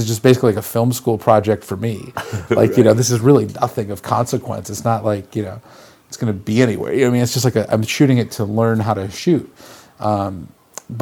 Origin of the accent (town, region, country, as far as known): Frankfort, New York, United States; born or raised there; now in Los Angeles, United States